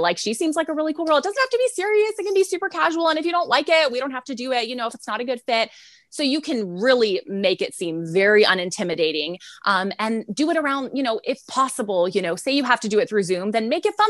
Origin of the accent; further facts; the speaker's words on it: San Antonio, Texas, United States; We're from San Antonio, Texas. So I am in San Antonio, Texas